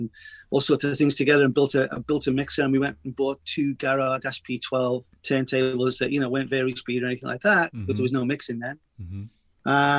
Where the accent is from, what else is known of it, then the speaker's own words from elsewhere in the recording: Liverpool, North West England, United Kingdom; moved away as an adult; also born or lived in Boston; now in Los Angeles, United States; I'm a Liverpool lad, so full-on Scouser. Went to school a mile away from Anfield